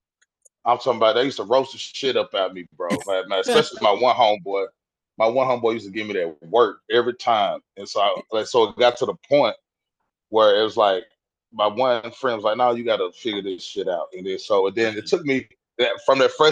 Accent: West Tennessee, United States; moved away as an adult; now in Nashville, United States; I'm born and raised Tennessee. I'm from West Tennessee, probably about I'm like 2 hours away from Nashville

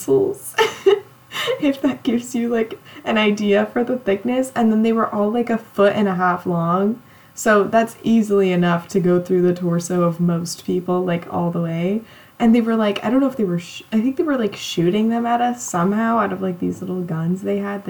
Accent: California, United States; I grew up on like, it's not like the true coast of California, but like out pretty close to the beach.

